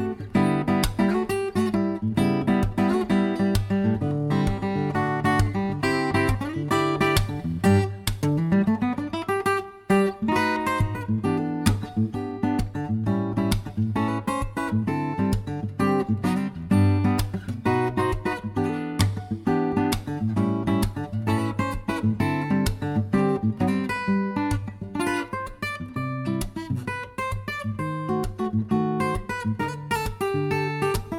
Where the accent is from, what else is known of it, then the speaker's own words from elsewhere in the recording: Hope, Arkansas, United States; We're from Arkansas, Hope, Arkansas